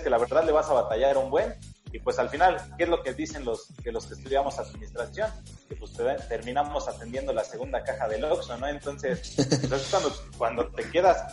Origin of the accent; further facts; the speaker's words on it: Mexico City, Mexico; la Ciudad de México, que es mi ciudad natal